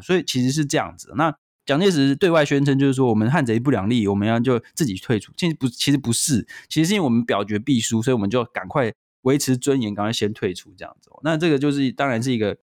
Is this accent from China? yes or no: no; Taiwan; 身为台湾人